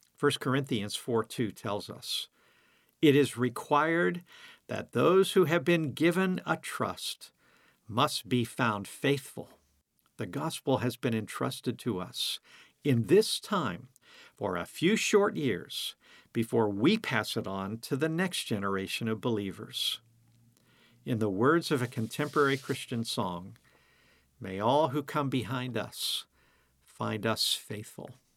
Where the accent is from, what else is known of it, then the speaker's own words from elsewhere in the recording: United States; being an American